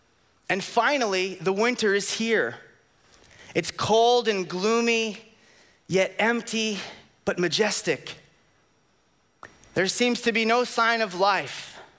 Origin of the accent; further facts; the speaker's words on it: Florida, United States; Now, because we're from Florida, I need you all to use your imaginations, because here in Florida, we know that we have hot, hotter, hottest, and 3 days of cold.